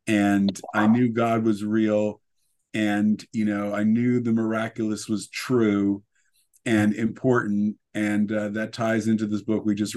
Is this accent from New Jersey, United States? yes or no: yes; New Jersey, United States; I grew up in the Holy Land, New Jersey, where there were more Jews than in Jerusalem